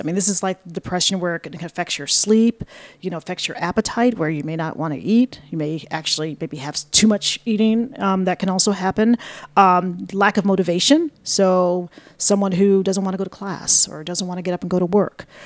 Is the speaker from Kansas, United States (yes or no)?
no; Buffalo, New York, United States; moved away as an adult; now in Ithaca, United States; I'm from Buffalo originally